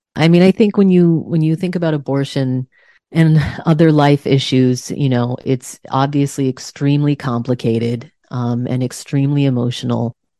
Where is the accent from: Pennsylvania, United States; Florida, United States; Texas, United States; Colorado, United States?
Texas, United States; moved away; also born or lived in Massachusetts; I was raised in Texas